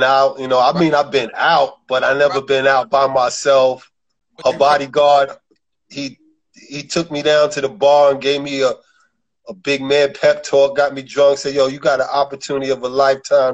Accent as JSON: {"language": "English", "town": "New York City", "region": "New York", "country": "United States", "said": "I'm from Brooklyn, New York, the borough"}